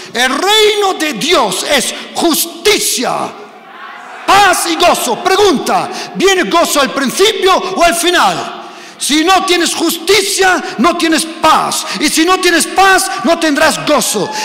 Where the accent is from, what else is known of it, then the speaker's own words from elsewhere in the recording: Germany; also born or lived in Spain; yo soy español, pero me he crecido en Alemania